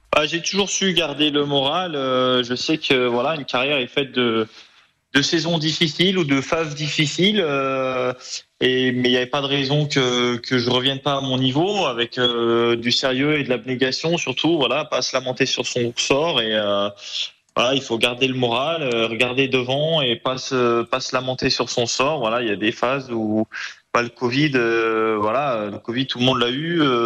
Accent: Trièves, Auvergne-Rhône-Alpes, France; also born or lived in Grenoble; le Trièvre, voilà, c'est là où vivent mes parents, là où j'ai grandi

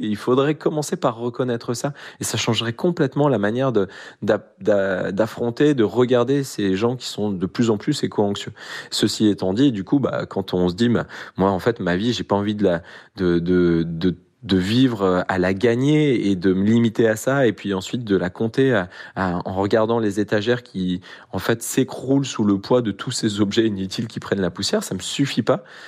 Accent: Grenoble, Auvergne-Rhône-Alpes, France; je suis grenoblois, euh, on a l'accès aux montagnes

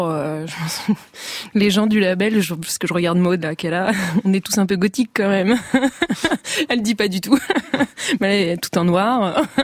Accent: Saint-Nazaire, Pays de la Loire, France; j'ai grandi à Saint-Nazaire.

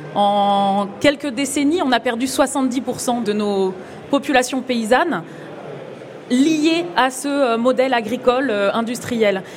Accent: France; en tant que Français, en tant qu'Européens

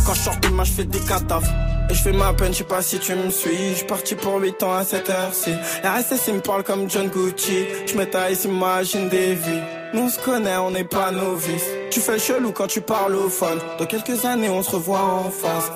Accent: Sevran, Île-de-France, France; Je viens de Sevran.

